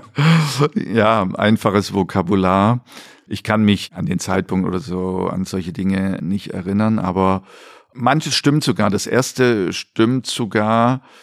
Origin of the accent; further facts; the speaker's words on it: East Germany, Germany; moved away; ich dann so als Ossi